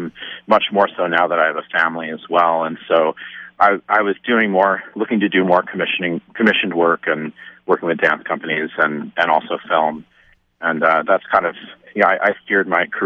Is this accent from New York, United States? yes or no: yes; Stony Brook, New York, United States; I grew up in Stony Brook, out on Long Island in New York